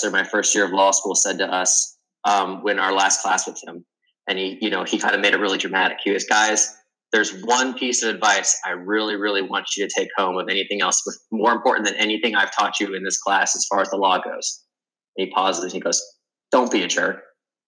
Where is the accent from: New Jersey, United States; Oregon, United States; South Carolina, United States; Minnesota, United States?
South Carolina, United States; Spartanburg; also born or lived in Columbia, South Carolina / Greenville, South Carolina; growing up in Spartanburg, South Carolina